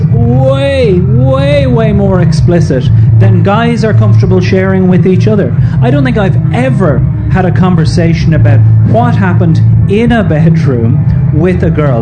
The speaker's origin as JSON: {"language": "English", "country": "Ireland", "tie": "born or raised there", "said": "a young man growing up in Ireland"}